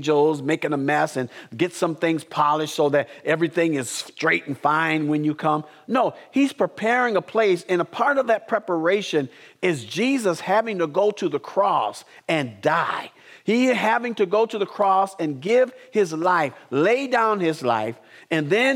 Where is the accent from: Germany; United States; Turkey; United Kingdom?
United States; Madison; as a kid, growing up in Madison, there were 8 people in our family